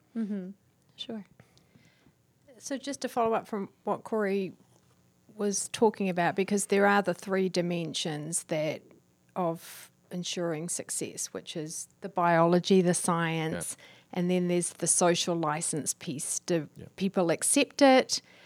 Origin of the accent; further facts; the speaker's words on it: New Zealand; I'm from New Zealand.